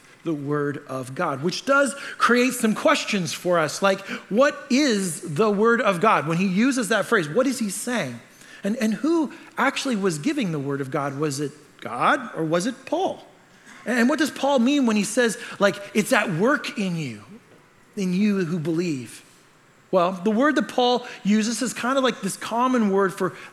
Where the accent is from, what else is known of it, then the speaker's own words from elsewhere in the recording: Canada; I'm Canadian